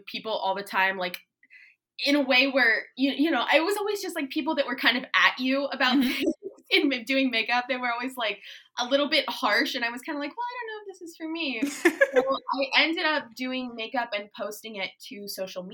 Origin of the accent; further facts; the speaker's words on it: Tampa, Florida, United States; also born or lived in Maine; I was born here in Tampa, but I kind of grew up mainly here, but I grew up also in Maine a little bit.